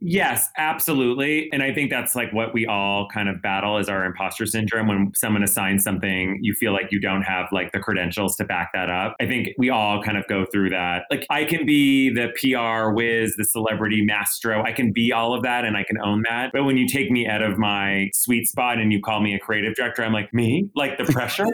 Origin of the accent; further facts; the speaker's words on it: Ottawa, Ontario, Canada; moved away as an adult; also born or lived in New York; I grew up in a small, I grew up in Ottawa